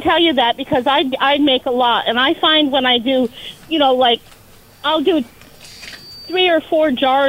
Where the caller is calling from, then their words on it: Williston, Vermont, United States; I'm calling from North Williston.